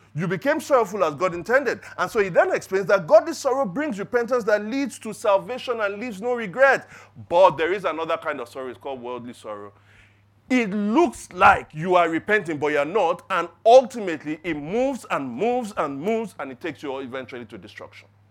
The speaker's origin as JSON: {"language": "English", "region": "Lagos", "country": "Nigeria", "said": "growing up in Lagos, growing up in Nigeria"}